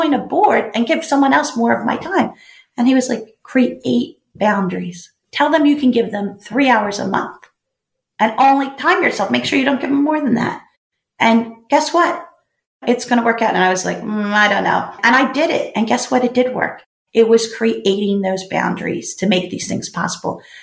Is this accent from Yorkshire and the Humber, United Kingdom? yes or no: no; Belfast, Northern Ireland, United Kingdom; it's about a kid who lives in Belfast, and that's where I was born